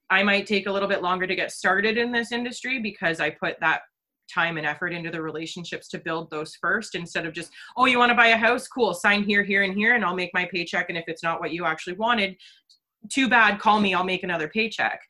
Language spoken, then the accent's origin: English; Orillia, Ontario, Canada; born and raised in Orillia, Ontario